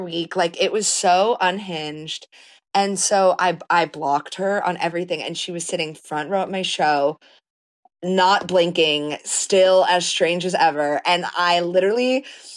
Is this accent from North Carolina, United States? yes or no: no; outside of Philly, Pennsylvania, United States; moved away as an adult; now in New York, United States; I grew up outside of Philly